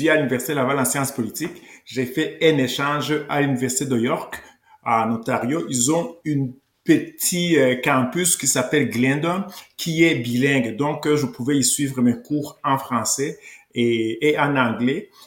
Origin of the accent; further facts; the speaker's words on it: Rwanda; now in Canada; donc j'ai quitté le Rwanda en 1993, c'est un pays francophone et je me suis installé ici avec ma famille parce que on parle la langue française au Québec et au Canada